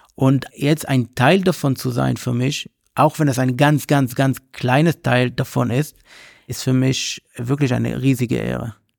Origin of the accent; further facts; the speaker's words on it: Israel; German is a second language; now in Berlin, Germany; ich oder Israeli oder ein Jude bin